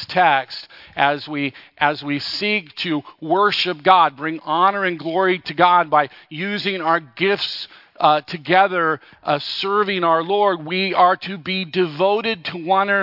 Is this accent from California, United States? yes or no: yes; Los Angeles, California, United States; I grew up in Los Angeles, just barely into the suburbs